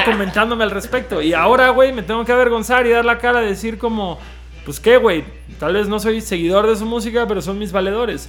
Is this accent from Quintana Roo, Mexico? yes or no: yes; Cancún, Quintana Roo, Mexico; nosotros somos de Cancún